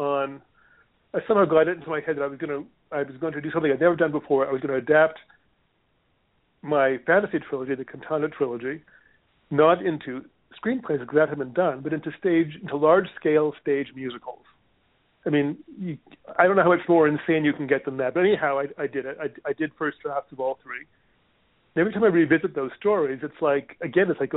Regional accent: Canada; also born or lived in Hawaii; now in United States; I'm Canadian, and I haven't had health insurance in this country

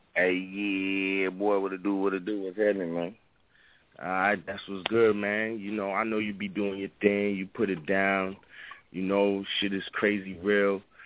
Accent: New York, United States; I'm from New York

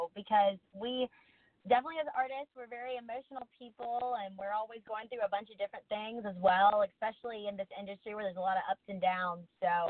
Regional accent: South Carolina, United States; moved away as an adult; now in Nashville, United States; So I'm originally from South Carolina, and I grew up coming here a lot doing various different music projects.

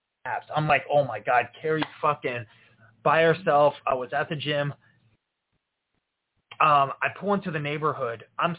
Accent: Florida, United States; now in Iowa, United States; I'm from Florida.

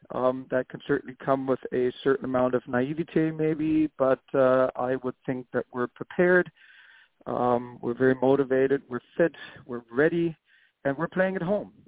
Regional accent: Hamburg, Germany; now in New York City, United States; I'm from Hamburg.

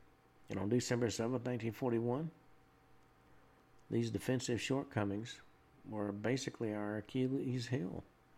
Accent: Murfreesboro, Tennessee, United States; I grew up right near the Stones River battlefield

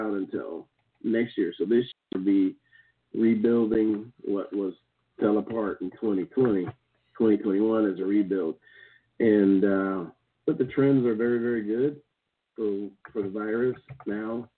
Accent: Kansas, United States; moved away; in my hometown, we have this old settlers because the Santa Fe Trail and the Oregon Trail both came through this town

